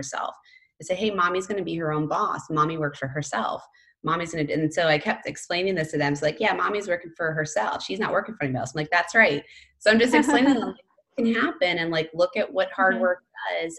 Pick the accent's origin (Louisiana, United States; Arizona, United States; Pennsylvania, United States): Pennsylvania, United States; moved away; I grew up in Pennsylvania